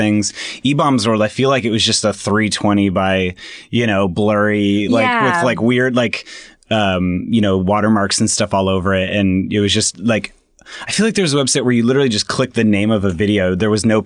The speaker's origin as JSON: {"language": "English", "area": "Orange County", "region": "California", "country": "United States", "tie": "born or raised there", "said": "I grew up in Orange County where it was like pretty conservative"}